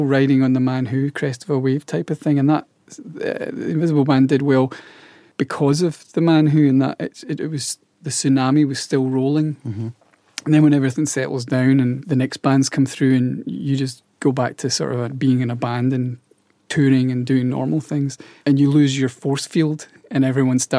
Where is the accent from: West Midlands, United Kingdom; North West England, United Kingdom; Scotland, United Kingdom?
Scotland, United Kingdom; being Scottish, people are quite light-hearted there, and we have this lightness about us